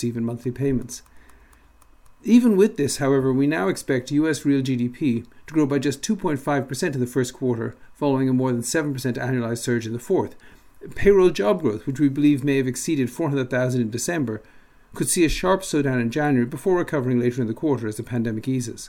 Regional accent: Dublin, Leinster, Ireland; moved away; also born or lived in Michigan; Growing up in Dublin

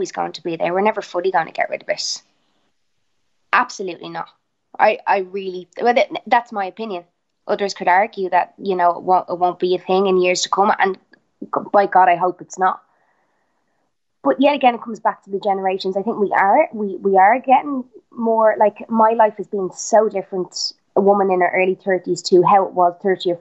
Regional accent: Ireland; I'm Irish

